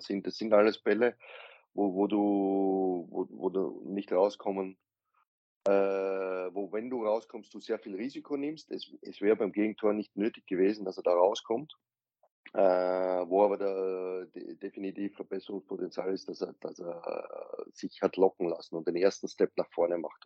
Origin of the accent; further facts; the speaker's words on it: Austria; ich bin Österreicher